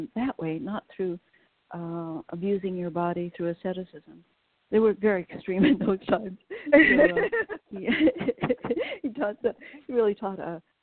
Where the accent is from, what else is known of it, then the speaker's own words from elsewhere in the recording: West Coast, United States; I was raised on the West Coast during the 60s